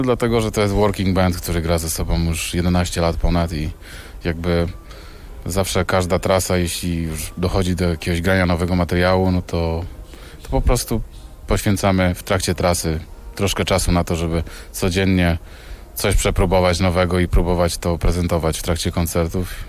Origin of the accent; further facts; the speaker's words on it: Poland; jestem artystą z Polski